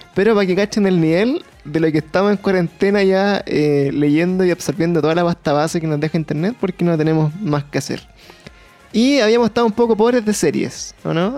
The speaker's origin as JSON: {"language": "Spanish", "country": "Chile", "said": "para nosotros como chilenos"}